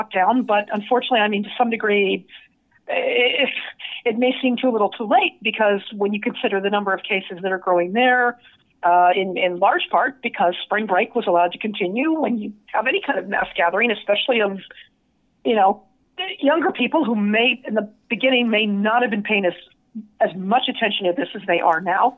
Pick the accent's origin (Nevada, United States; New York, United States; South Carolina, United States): Nevada, United States; Las Vegas; now in San Diego, United States; somebody like myself who grew up there